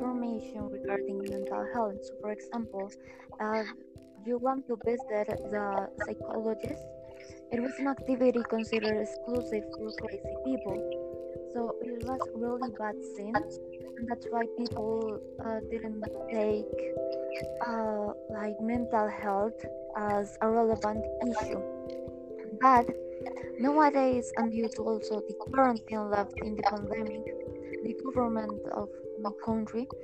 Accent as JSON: {"language": "English", "country": "Colombia", "said": "I'm from Colombia"}